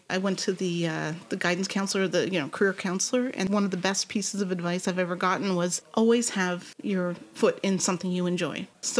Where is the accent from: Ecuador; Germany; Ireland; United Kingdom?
Germany; born there; I kind of freeze up because I was born in Germany and I've been moving around ever since. I'm Army brat, Canadian military.